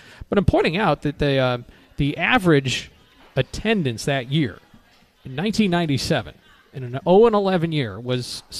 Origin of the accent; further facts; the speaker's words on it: Chicago area, Illinois, United States; moved away; my hometown in the Chicago area